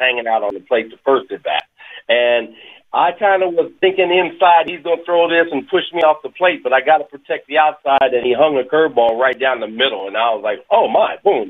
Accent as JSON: {"language": "English", "region": "Kansas", "country": "United States", "tie": "born or raised there", "also_born_or_lived": "France", "said": "I grew up in the Midwest, and I grew up in Kansas."}